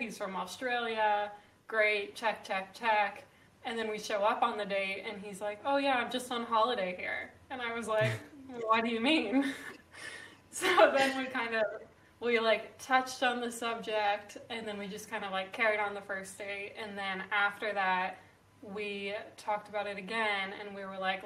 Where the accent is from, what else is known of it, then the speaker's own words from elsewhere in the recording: Ohio, United States; moved away as an adult; now in New York, United States; I am 27 years old, born and raised in Ohio